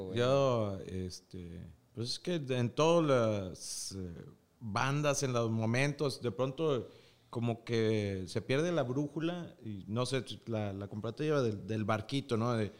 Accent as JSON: {"language": "Spanish", "town": "Piedras Negras", "region": "Coahuila", "country": "Mexico", "tie": "born or raised there", "said": "Yo soy nacido en Piedras Negras, Coahuila"}